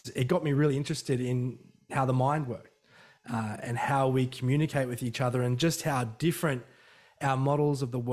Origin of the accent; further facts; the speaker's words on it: Emu Park, Queensland, Australia; I couldn't get away with anything when I was growing up in Emu Park